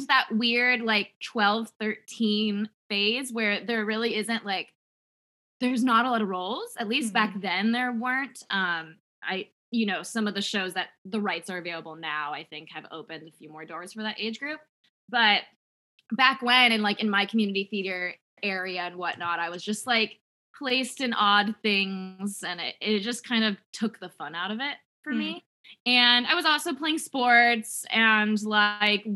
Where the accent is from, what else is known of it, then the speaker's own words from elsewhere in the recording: San Diego, California, United States; I grew up in San Diego, like inland San Diego.